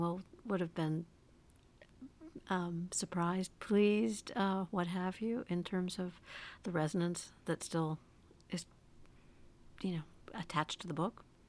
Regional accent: United States; as an American

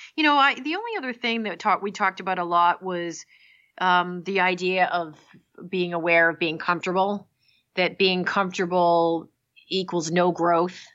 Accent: Massachusetts, United States; I grew up in Massachusetts

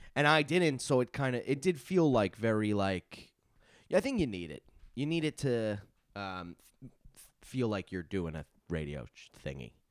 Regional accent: Long Island, New York, United States; I'm from Long Island

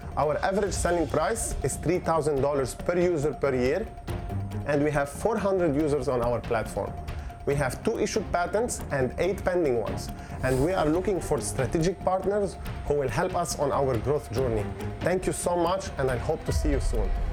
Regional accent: Beirut, Beirut Governorate, Lebanon; moved away; I come from Lebanon, Beirut, Lebanon.

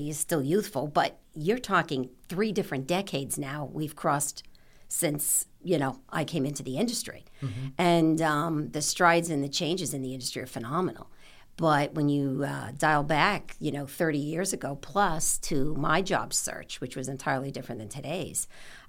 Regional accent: Long Island, New York, United States; moved away as an adult; now in Connecticut, United States; I was from Long Island.

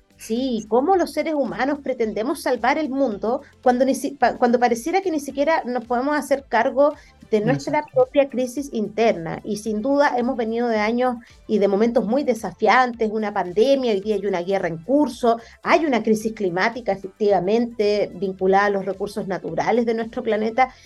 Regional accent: Conchalí, Santiago Metropolitan Region, Chile; yo nací en Conchalí, viví 20 años de mi vida en una población

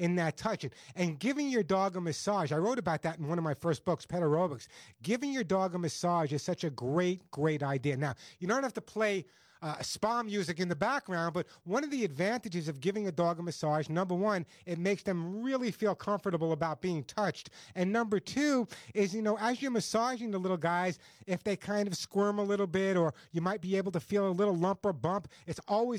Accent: New York, United States; accent: New York; my New York accent

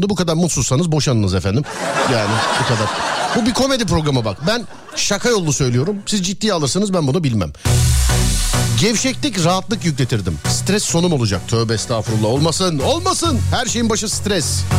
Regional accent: Dörtyol, Hatay, Turkey; Hatay 4 yol.

